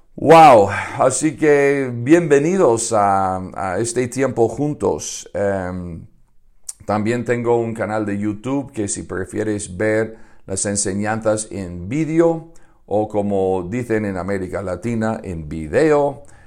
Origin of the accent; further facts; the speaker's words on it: Chicago, Illinois, United States; now in Madrid, Spain; yo nací en Estados Unidos, en Chicago. Me he criado en una granja de gallinas